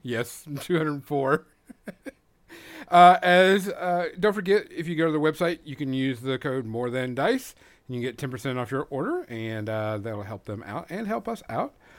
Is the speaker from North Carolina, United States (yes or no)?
no; Louisiana, United States; moved away; I'm originally from Louisiana